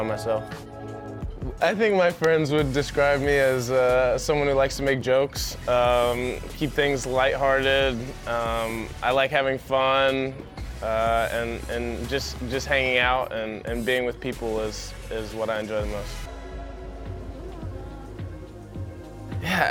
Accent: Atlanta, Georgia, United States; I was born in Atlanta, Georgia.

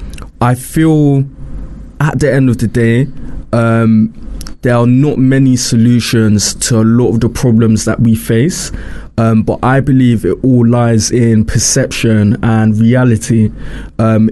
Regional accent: London, United Kingdom; I grew up in Brixton, South London.

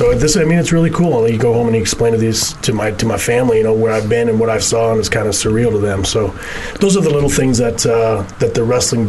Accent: Canada; moved away; I'm from Canada, so I grew up, I was a hockey player.

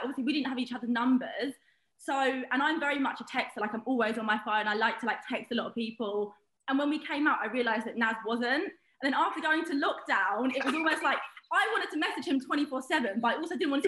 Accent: Bromley, London, United Kingdom; I'm from Bromley

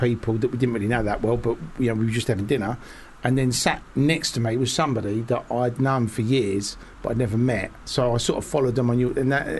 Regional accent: United Kingdom; I'm a British filmmaker and I come from nothing

